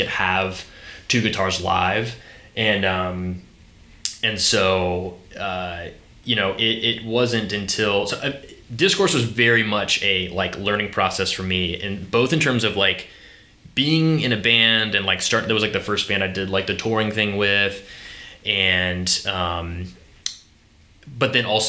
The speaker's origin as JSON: {"language": "English", "town": "Charleston", "region": "South Carolina", "country": "United States", "tie": "born or raised there", "also_born_or_lived": "Columbia, South Carolina", "said": "I grew up here in Charleston, and I moved to Columbia to go to USC"}